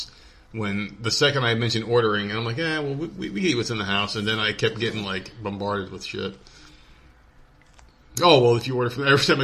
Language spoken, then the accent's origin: English; Northeast, United States; we're from the Northeast